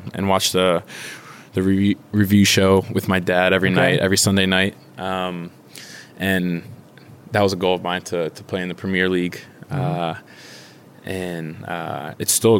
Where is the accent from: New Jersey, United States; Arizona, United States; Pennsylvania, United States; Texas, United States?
Pennsylvania, United States; Philadelphia; moved away as an adult; also born or lived in Maryland / Germany; playing against Philadelphia Union in my hometown